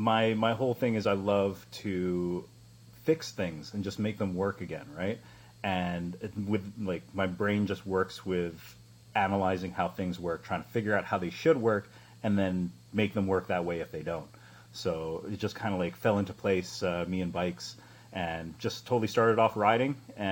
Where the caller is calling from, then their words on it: New Westminster, British Columbia, Canada; I am streaming from Vancouver, or a suburb of which is called New Westminster. So a little bit south of Vancouver